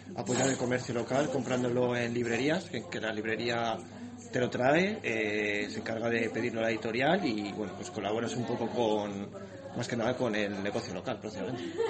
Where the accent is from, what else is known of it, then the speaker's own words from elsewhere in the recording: Morales de Toro, Castile and León, Spain; de Morales de Toro.